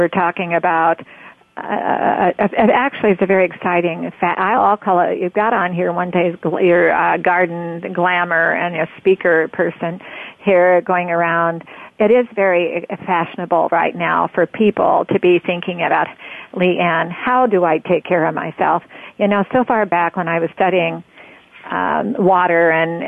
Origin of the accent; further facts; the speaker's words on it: Oregon, United States; I'm from Oregon